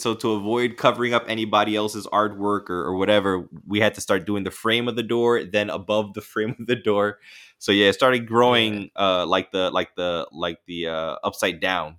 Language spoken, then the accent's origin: English; Bronx, New York, United States; They can't believe that I came from the Soundview section of the Bronx and that I lived in the hood